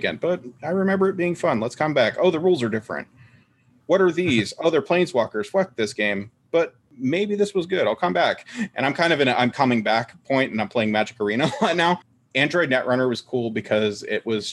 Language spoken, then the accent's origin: English; United States; I'm an American